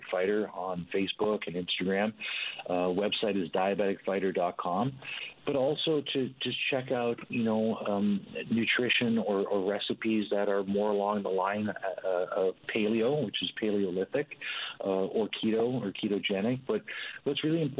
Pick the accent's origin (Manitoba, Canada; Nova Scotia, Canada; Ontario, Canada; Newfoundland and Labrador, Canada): Newfoundland and Labrador, Canada; also born or lived in St. John's; now in British Columbia, Canada; growing up in Newfoundland